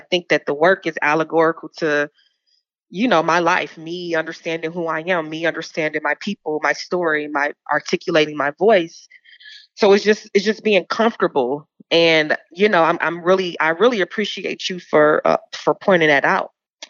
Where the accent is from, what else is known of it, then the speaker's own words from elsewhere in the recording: Georgia, United States; you from North Carolina, I'm from Georgia, you have these mounds that they don't teach us about